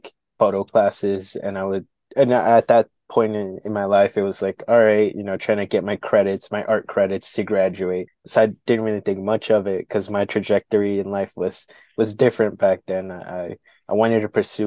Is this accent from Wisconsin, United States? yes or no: yes; Milwaukee, Wisconsin, United States; I was born and raised here in Milwaukee, grew up in the South Side kind of neighborhood community near like Cesar Chavez Drive